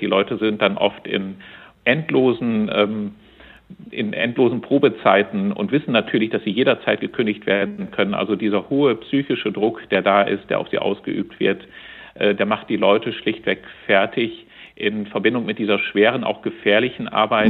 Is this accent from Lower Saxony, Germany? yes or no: yes; Oldenburger Münsterland, Lower Saxony, Germany; Ich komme gebürtig aus dem Oldenburger Münsterland